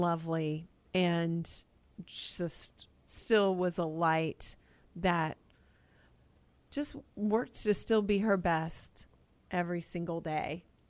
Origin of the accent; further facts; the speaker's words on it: Killeen, Texas, United States; I was raised in Killeen, Texas